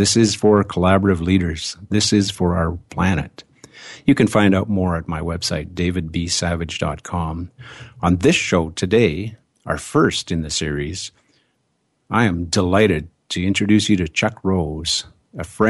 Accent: Canada; I am a Canadian

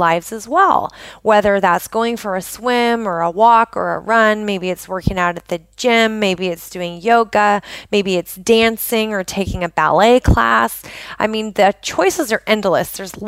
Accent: just outside of Portland, Oregon, United States; born or raised there

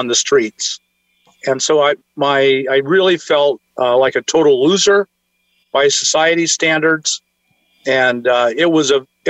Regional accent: Alaska, United States; moved away; when I grew up in Alaska

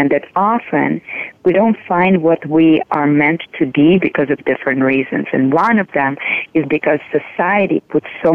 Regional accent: Moscow, Russia; also born or lived in Iowa City, Iowa, United States; now in United States; I grew up in Moscow in Russia and actually came here about 20 years ago to the States with just a little bag.

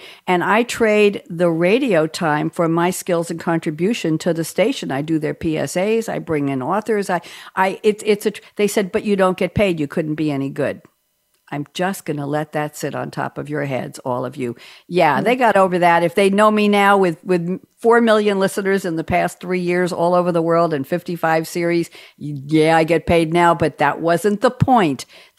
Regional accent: New York, United States; also born or lived in Long Island; I'm a New Yorker, as if you couldn't tell.

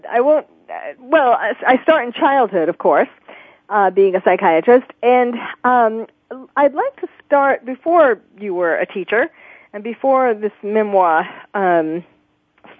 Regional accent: New York, United States; I'm from New York

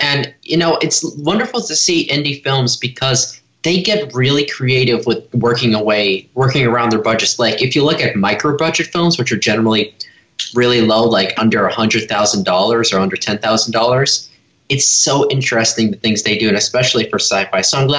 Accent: Los Angeles, California, United States; Hey, welcome back. … from Los Angeles, and you're listening to Kids First Coming Attractions.

